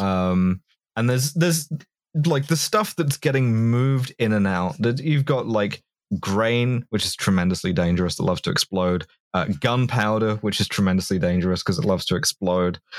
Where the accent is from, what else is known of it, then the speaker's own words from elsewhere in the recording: London, United Kingdom; I grew up in London